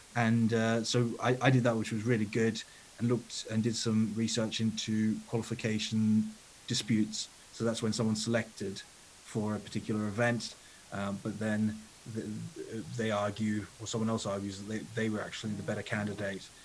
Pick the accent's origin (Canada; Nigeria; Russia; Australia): Australia; also born or lived in Italy / United Kingdom; now in London, United Kingdom; I grew up in Australia